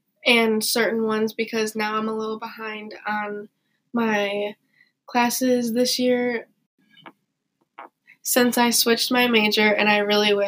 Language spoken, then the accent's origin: English; Lincoln-Way East High School, Illinois, United States; my hometown high school, which was Lincoln Way East.